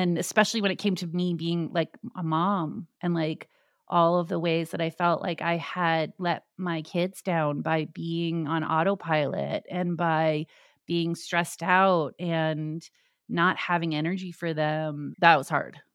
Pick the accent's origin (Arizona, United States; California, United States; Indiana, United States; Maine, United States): Arizona, United States; Tucson; I grew up in Tucson, Arizona